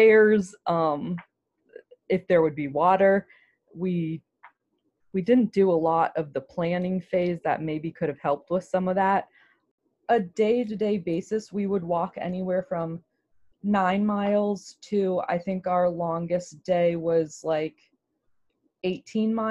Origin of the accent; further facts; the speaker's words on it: Germantown, Maryland, United States; I grew up in Germantown, Gaithersburg